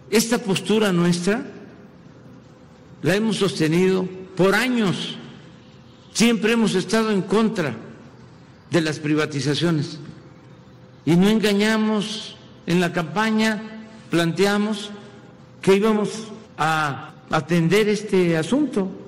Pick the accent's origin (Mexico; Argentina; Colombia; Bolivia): Mexico